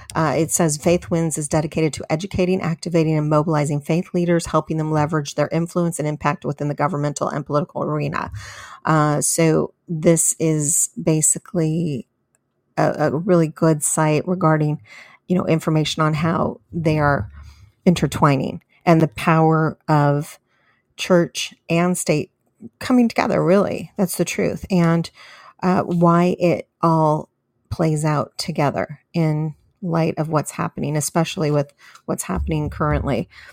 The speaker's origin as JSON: {"language": "English", "region": "California", "country": "United States", "moved": "as an adult", "lives_now": "Texas, United States", "said": "I am from California, but I did recently move in the last six months in January this year. I moved to Texas."}